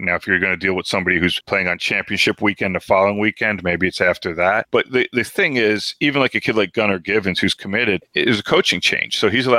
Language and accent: English; New Jersey, United States; I'm from New Jersey, but now I have family that live just outside of Roanoke, you know, maybe 35 minutes from Tech's campus.